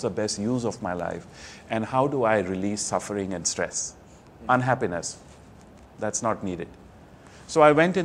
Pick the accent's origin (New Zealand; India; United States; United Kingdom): India; New Delhi, Delhi; moved away; I'm from India originally, mm-hmm. New Delhi. I was born into a business family